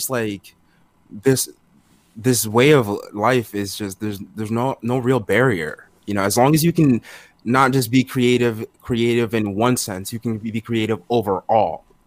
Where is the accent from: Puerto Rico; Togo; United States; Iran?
Togo; I was born in Togo. It's between Benin and Ghana over in West Africa